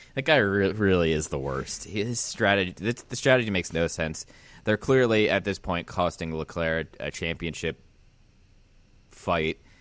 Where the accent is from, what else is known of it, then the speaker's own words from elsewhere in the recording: Pennsylvania, United States; moved away; I've been banned from my home state